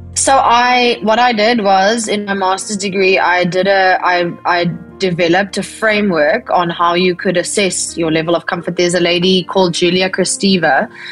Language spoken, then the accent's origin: English; Bloemfontein, Free State, South Africa; also born or lived in Worcester, Western Cape; I was born in Bloemfontein in the Free State